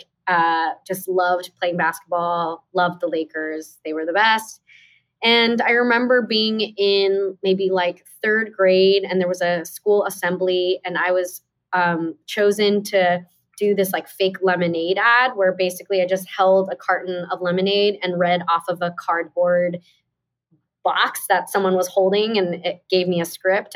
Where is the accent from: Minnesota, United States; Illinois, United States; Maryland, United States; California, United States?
California, United States; Torrance; the town I was born in Torrance, California